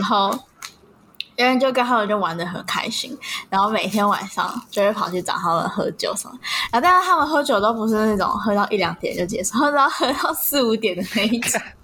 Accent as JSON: {"language": "Chinese", "region": "Taipei", "country": "Taiwan", "said": "我在，我在台北，我在台北有家"}